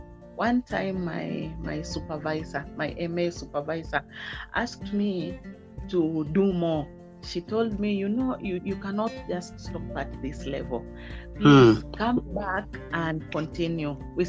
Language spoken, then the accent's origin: English; Nakuru, Nakuru County, Kenya; also born or lived in Nanyuki; But I wasn't born there. I was born in Nanyuki. {S3} Mm-hmm. {S2} Nanyuki barracks, where my dad used to work. So from there, we moved to Nakuru.